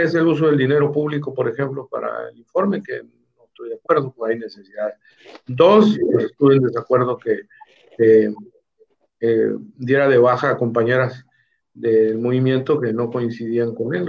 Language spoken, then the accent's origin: Spanish; La Ribera, Baja California Sur, Mexico; Yo soy originario de la Ribera